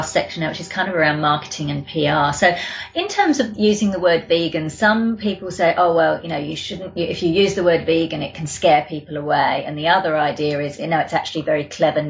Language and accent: English; London, United Kingdom; now in Australia; I'm from the UK. I grew up in London.